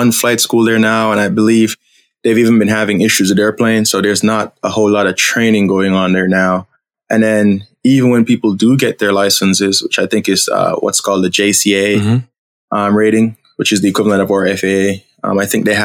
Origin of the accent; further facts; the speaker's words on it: Jamaica; now in United States; growing up, we used to have Air Jamaica